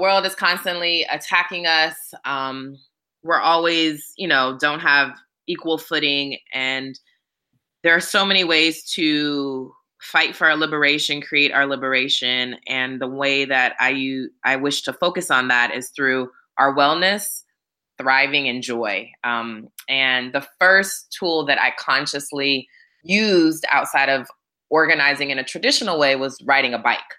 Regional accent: Hawaii, United States; also born or lived in California / Florida; now in Atlanta, United States; I grew up in Hawaii for the bulk of my life and then spent some years in California

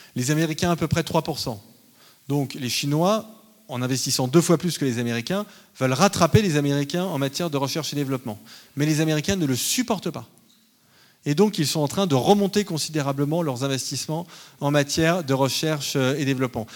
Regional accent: France; en tant que Français

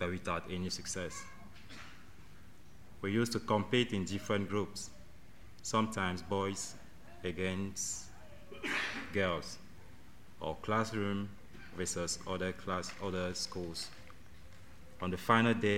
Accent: Cameroon; now in United Kingdom; I'm from Cameroon

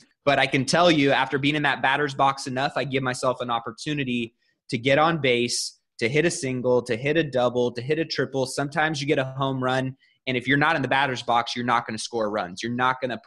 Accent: Sacramento, California, United States; also born or lived in Bay Area; My hometown is Sacramento

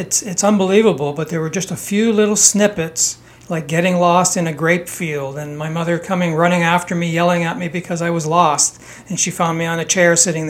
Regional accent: Toronto, Ontario, Canada; also born or lived in Italy; Our family immigrated to Canada when I was 3 years old

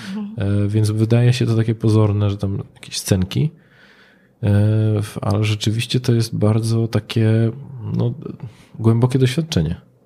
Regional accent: Katowice, Silesian Voivodeship, Poland; now in Wrocław, Poland; ja pochodzę z Katowic, no i tam ci ojcowie byli, na kopalni najczęściej

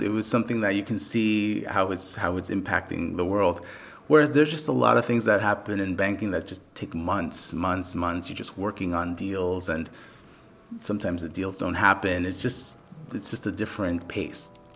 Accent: New York City, New York, United States; I was born in the Bronx and grew up in the Bronx.

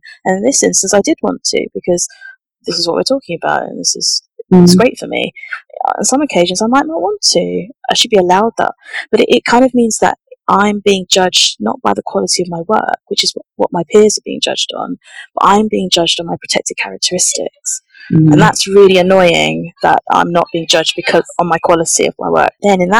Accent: St Albans, East of England, United Kingdom; I grew up in St. Albans in a very, very white environment.

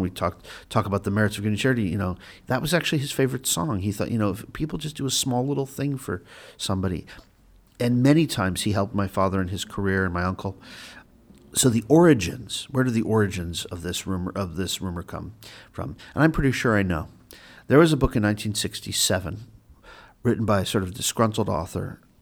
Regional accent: Beverly Hills, California, United States; I grew up in Beverly Hills

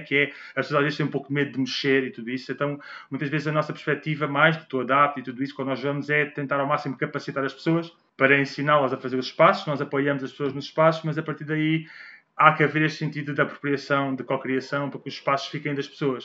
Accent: Portugal; nós, como portugueses

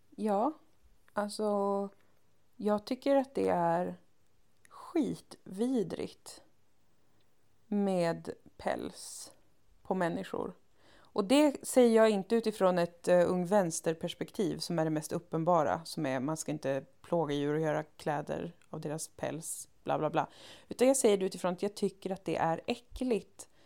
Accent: Umeå, Västerbotten County, Sweden; när jag växte upp i Umeå

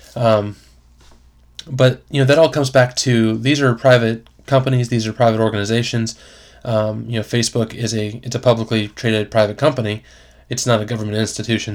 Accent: Florida, United States; I grew up in Florida

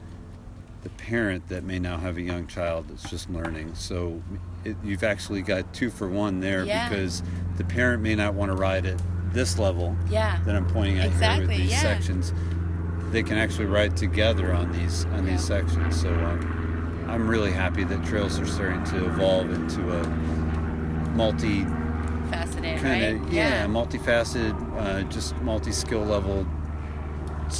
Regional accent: Northeast, United States; accent: Northeast; the laziness in my Northeast accent

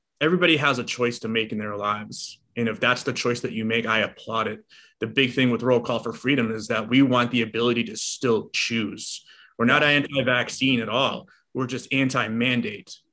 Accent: Boston, Massachusetts, United States; moved away as an adult; now in Los Angeles, United States; I was born and raised in Boston. You know, I moved out here in 2008

